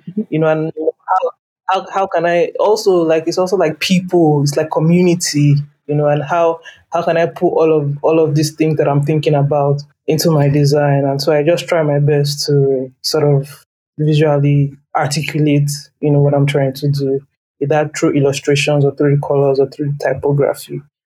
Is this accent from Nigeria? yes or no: yes; Lagos, Nigeria; I grew up in Lagos